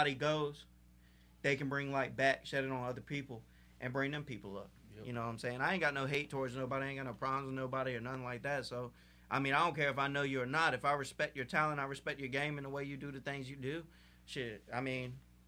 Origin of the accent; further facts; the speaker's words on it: Portsmouth, Virginia, United States; Yeah, I'm from Portsmouth.